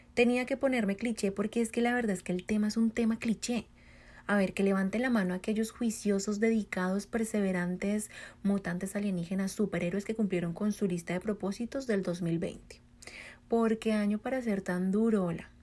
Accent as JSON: {"language": "Spanish", "country": "Colombia", "moved": "yes", "lives_now": "United States", "said": "soy colombiana, vivo en Estados Unidos"}